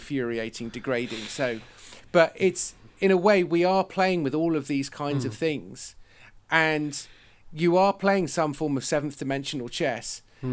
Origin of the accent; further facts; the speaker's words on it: West Country, South West England, United Kingdom; I live in the West Country, I'm from the West Country, I'm the son of a farmer